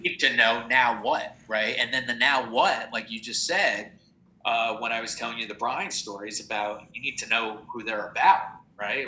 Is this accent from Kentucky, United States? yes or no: no; New Jersey, United States; also born or lived in Los Angeles; now in New York, United States; I grew up in Jersey